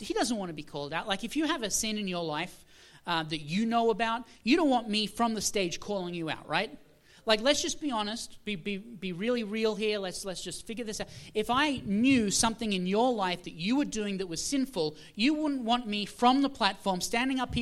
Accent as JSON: {"language": "English", "country": "Australia", "moved": "yes", "said": "I am originally from Australia"}